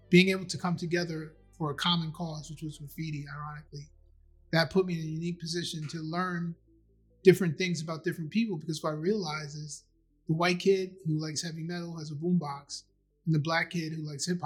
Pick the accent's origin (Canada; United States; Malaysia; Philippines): United States; Maryland; also born or lived in Astoria; I came from Maryland, and where I grew up in Maryland was pretty mixed. There were like white people and black people living together.